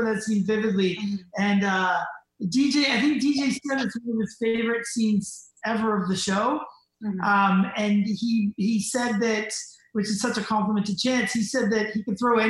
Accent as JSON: {"language": "English", "country": "Canada", "said": "we're from Canada"}